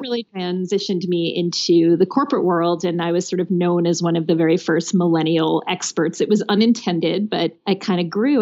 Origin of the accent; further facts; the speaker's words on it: Connecticut, United States; moved away as an adult; also born or lived in New York City; I grew up in Connecticut